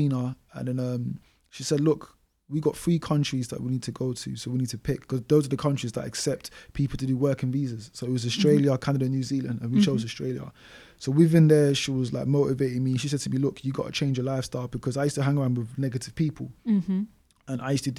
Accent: London, United Kingdom; growing up in Newham

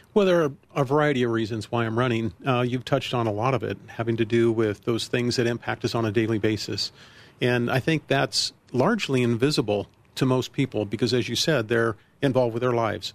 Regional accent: Colorado Springs, Colorado, United States; also born or lived in Virginia; now in Centennial, United States; Colorado Springs, my hometown. I was born and raised there

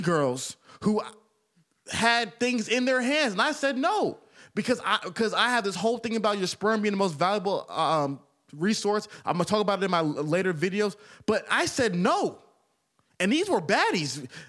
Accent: Atlanta, Georgia, United States; I'm from Atlanta.

